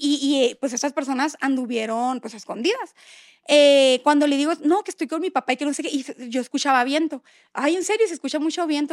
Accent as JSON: {"language": "Spanish", "town": "Hermosillo", "region": "Sonora", "country": "Mexico", "also_born_or_lived": "Monterrey", "moved": "as an adult", "said": "Somos de Hermosillo, para los que no sepan, pero vivíamos en Monterrey"}